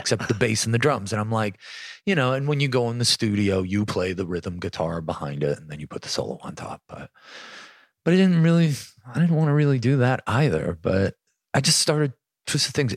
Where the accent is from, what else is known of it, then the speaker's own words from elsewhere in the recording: Buffalo, New York, United States; growing up in Buffalo had a lot